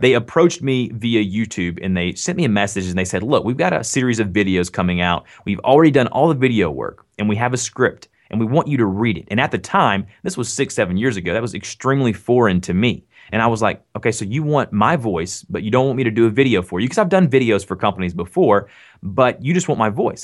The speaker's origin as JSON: {"language": "English", "region": "the South", "country": "United States", "accent": "Southern", "said": "I'm from the South, so I do have a Southern accent."}